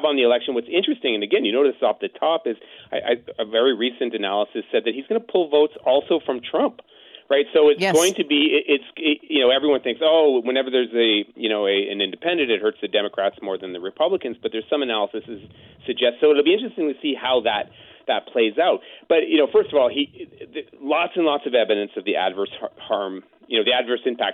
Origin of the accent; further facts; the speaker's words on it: Cape Cod, Massachusetts, United States; I was born in Cape Cod.